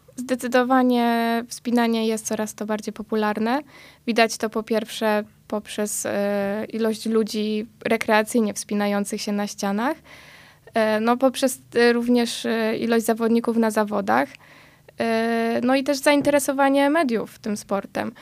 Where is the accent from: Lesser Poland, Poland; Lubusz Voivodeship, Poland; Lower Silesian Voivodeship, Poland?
Lesser Poland, Poland; Tarnów; jesteśmy z Tarnowa